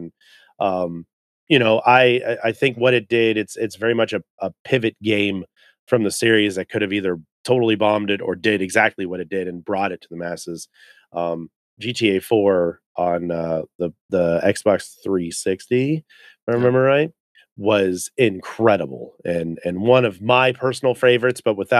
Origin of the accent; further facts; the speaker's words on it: California, United States; And I love Ghetto Blaster Los Angeles because I grew up in California.